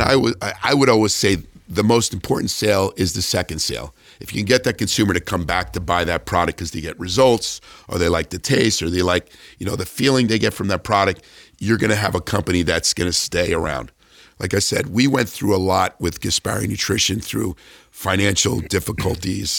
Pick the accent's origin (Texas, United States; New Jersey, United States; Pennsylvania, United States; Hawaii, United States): New Jersey, United States; moved away; also born or lived in California; I was this guy from New Jersey, you know, unknown guy from New Jersey to move to California.